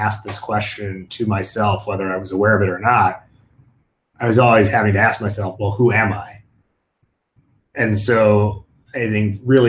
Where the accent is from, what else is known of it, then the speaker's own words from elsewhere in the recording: United States; growing up as a first generation American, living this like dual identity, where you have, you know, I'm Indian American